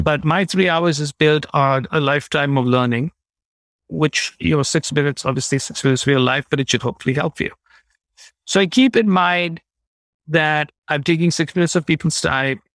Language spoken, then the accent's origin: English; India; moved away as an adult; also born or lived in Chicago; I grew up in India